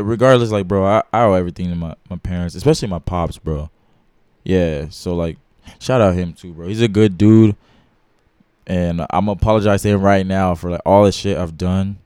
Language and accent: English; Dallas, Texas, United States; I'm from Dallas, Texas